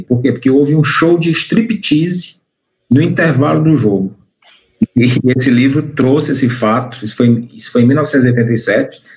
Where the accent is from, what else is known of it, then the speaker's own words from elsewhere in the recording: Fortaleza, Ceará, Brazil; also born or lived in Eusébio; eu sou aqui de Fortaleza. Na realidade, eu nasci em Fortaleza